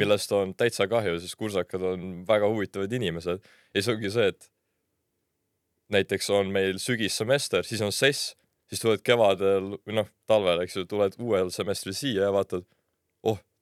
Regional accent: Tartu, Tartu County, Estonia; moved away as an adult; now in Tallinn, Estonia; ma olen ise Tartust pärit, lõpetasin seal põhikooli, siis gümnaasiumi

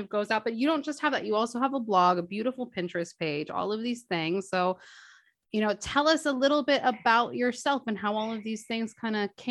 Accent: Los Angeles, California, United States; being born and raised in Los Angeles myself

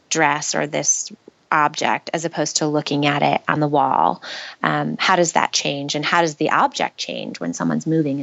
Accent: Western New York, United States; moved away as an adult; also born or lived in San Francisco, United States / Brooklyn, United States / Oakland, United States; now in New York, United States; We're both from Western New York. And so I had grown up there and gone to college there

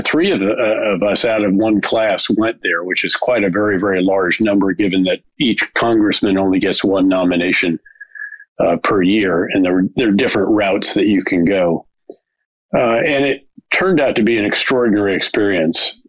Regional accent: seven miles north of West Point, New York, United States; seven miles north of West Point. In fact, literally the next village around uh, the mountain, there's a very large mountain that separates West Point from my hometown.

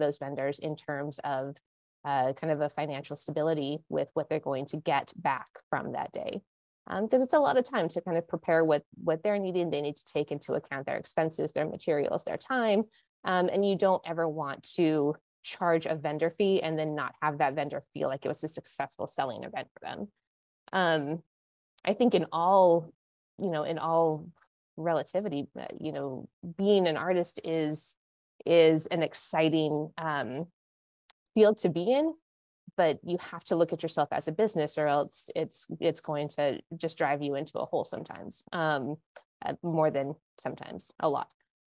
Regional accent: Montana, United States; I am not from Connecticut. No, I grew up in Montana, and then I went to school out in Santa Barbara, California. Which is just north of LA.

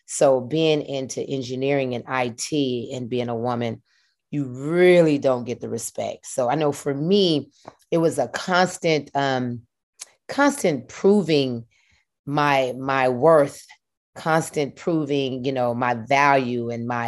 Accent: Atlanta, Georgia, United States; Been … ever since birth. From Atlanta, Georgia, from Adamsville, a little area called Adamsville in Southwest Atlanta. Went to Harper High School.

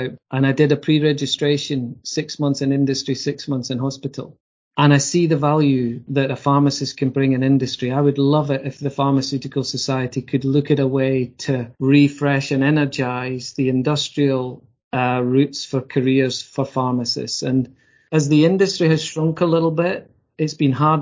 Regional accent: Scotland, United Kingdom; being a Scotsman

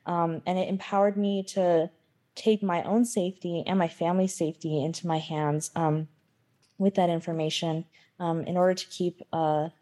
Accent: Pueblo of Acoma, New Mexico, United States; I'm from the Pueblo of Acoma, and I'm also Mexican-American.

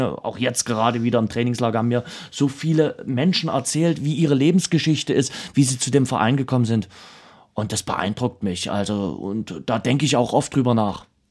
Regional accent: Dresden, Saxony, Germany

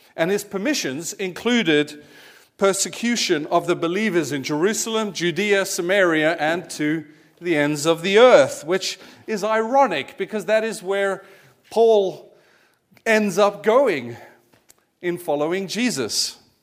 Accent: South Africa; moved away; I'd grown up as a kiddy in the eighties, uh, in South Africa, as my accent might give away

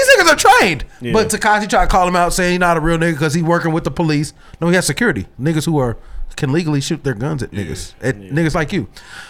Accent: Calumet City, Illinois, United States; I'm actually from Cal City.

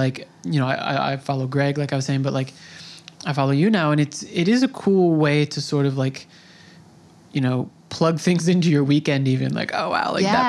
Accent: Long Island, New York, United States; So I grew up here, kind of. I was raised on Long Island.

